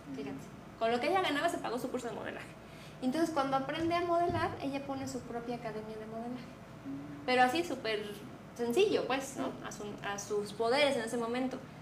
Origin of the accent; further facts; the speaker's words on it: Mexico City, Mexico; now in Querétaro, Mexico; nosotros que somos chilangos